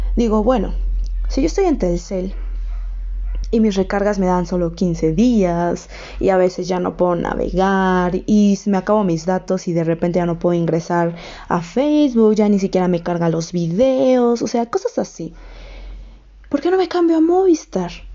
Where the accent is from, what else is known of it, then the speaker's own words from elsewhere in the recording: Mexico; Yo soy de México